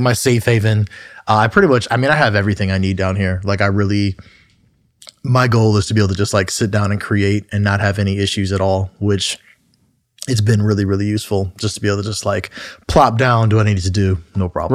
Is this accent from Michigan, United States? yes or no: yes; Southfield, Michigan, United States; I grew up in Southfield, Michigan, which is just a sur-, suburb right outside of Detroit